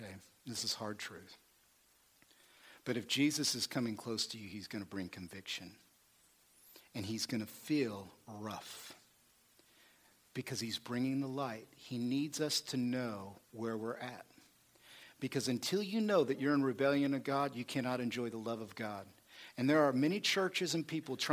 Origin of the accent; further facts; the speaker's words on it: Oklahoma, United States; I'm a hillbilly. I'm from Oklahoma